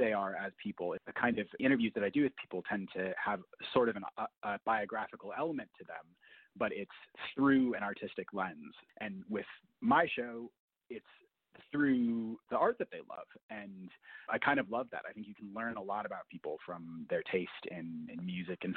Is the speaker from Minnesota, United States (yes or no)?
yes; Minneapolis–Saint Paul, Minnesota, United States; I grew up in the Twin Cities